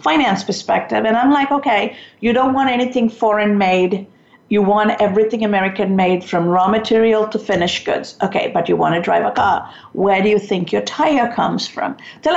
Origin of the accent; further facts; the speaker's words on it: Sri Lanka; moved away; I'm from Sri Lanka